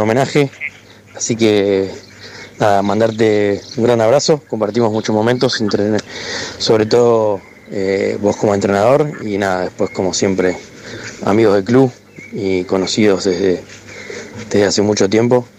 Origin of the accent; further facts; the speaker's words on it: La Plata, Buenos Aires Province, Argentina; moved away as an adult; now in Spain; cuando tenía seis años, mi padre me llevó a jugar al rugby a La Plata Rugby Club y desde ese momento no me fui jamás